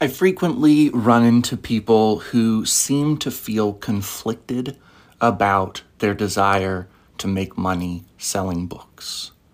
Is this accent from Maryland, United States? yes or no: no; Arvada, Colorado, United States; also born or lived in Denver, Colorado; now in Nebraska, United States; most of my life I lived in Arvada.